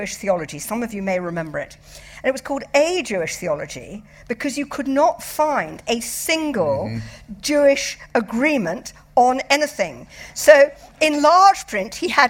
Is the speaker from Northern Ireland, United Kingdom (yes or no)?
no; London, United Kingdom; I grew up in London